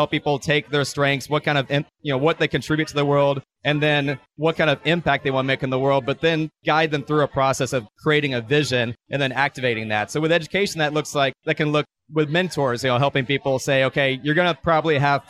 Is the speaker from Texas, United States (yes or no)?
yes; Texas, United States; moved away as an adult; also born or lived in San Diego, California / Los Angeles / Denver; now in New York City, United States; I grew up in Texas.